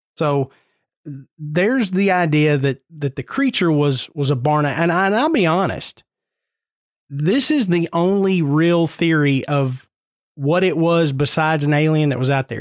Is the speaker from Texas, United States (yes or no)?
no; Nashville, Tennessee, United States; I am born and raised in Nashville. I grew up 10 minutes from downtown Nashville